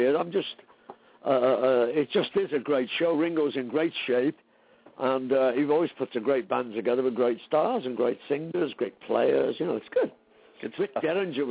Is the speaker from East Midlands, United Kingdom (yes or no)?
no; Liverpool, North West England, United Kingdom; I was growing up in Liverpool